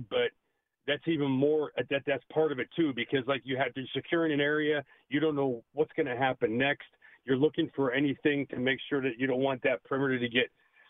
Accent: Pittsburgh, Pennsylvania, United States; now in Sacramento, United States; my local show here that I take from Pittsburgh, where I grew up in Pennsylvania, to Sacramento

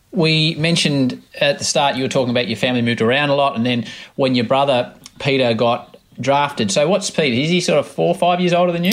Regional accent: Australia; as an Australian

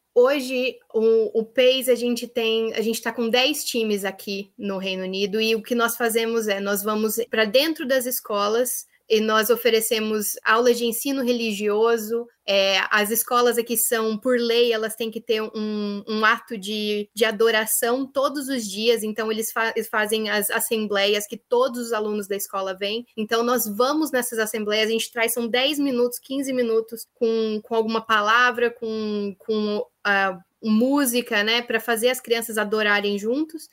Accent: Brazil; moved away as an adult; now in Northern Ireland; eu sou brasileira

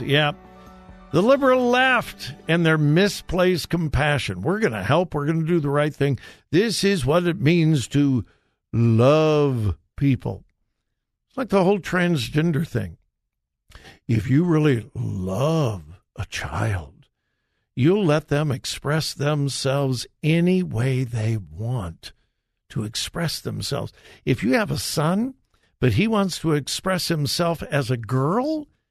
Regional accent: Compton, California, United States; I, I, uh, grew up in Southern California

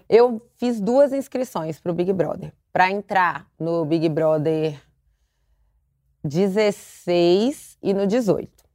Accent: Belo Horizonte, Minas Gerais, Brazil; now in São Paulo, Brazil; sou de Belo Horizonte, hoje eu moro em São Paulo

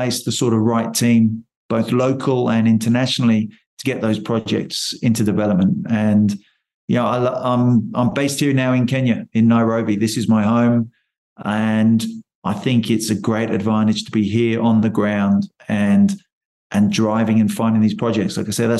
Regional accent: United Kingdom; born there; moved away as an adult; I was actually born in the UK. My accent probably deceives me now. Born in the UK, studied mining engineering there at the School of Mines in London.

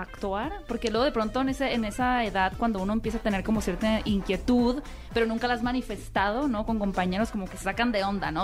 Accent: Hermosillo, Sonora, Mexico; yo soy de Hermosillo

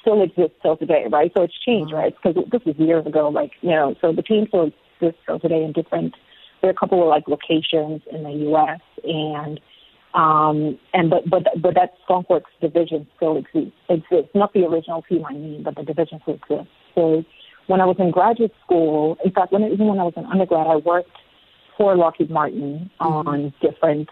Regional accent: Nigeria; also born or lived in Lagos, Nigeria; now in United States; So we're Nigerian, we're very Nigerian, but we're also American.

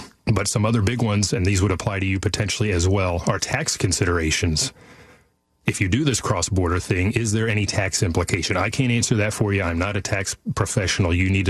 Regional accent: Sacramento, California, United States; I'm from Sacramento too.

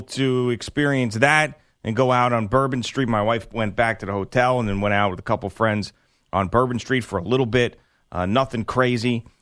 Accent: Bellport, New York, United States; I'm really from Belport

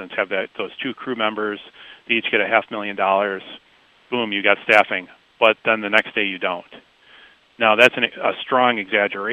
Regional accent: Washington Island, Wisconsin, United States; also born or lived in Waukesha, Wisconsin; I grew up on Washington Island, which is in northern Door County.

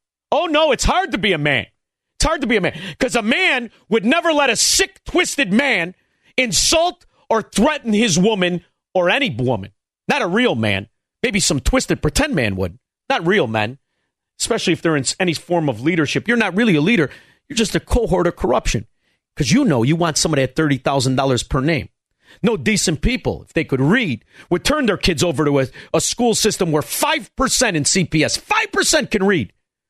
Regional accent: Melrose Park, Illinois, United States; That's Stone Park. I'm from Melrose Park.

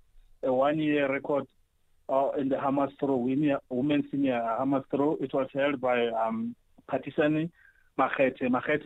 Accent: South Africa; we as South African runners

